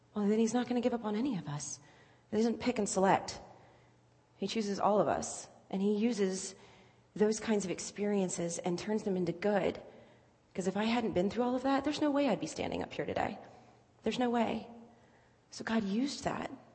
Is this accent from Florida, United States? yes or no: no; Virginia Beach, Virginia, United States; moved away as an adult; also born or lived in Cincinnati area (lives now, implied by Reds); I'm not from here. I am from Virginia Beach. I've lived uh, here for about a year now